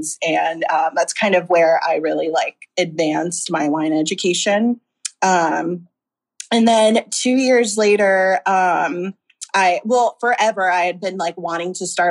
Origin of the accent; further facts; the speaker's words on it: Tampa, Florida, United States; moved away as an adult; now in Los Angeles, United States; I'm from Florida, Tampa, Florida, born and raised